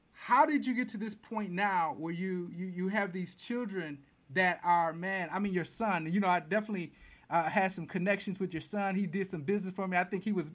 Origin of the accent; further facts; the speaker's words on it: Flint, Michigan, United States; now I'm a guy from Flint